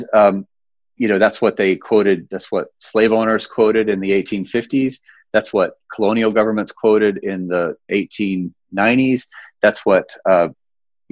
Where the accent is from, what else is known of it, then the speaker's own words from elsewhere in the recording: North Carolina, United States; now in Denver, United States; my home state